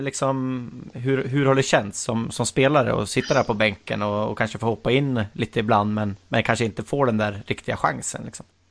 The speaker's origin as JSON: {"language": "Swedish", "area": "Hälsingland", "region": "Gävleborg County", "country": "Sweden", "said": "jag är ju hälsing själv"}